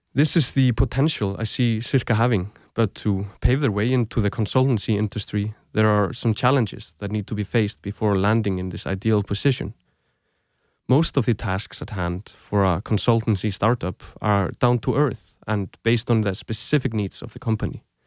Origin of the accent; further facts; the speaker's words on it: Reykjavík, Capital Region, Iceland; moved away as an adult; also born or lived in Aarhus, Denmark; now in Denmark; I grew up in Reykjavík, Iceland. I lived there most of my life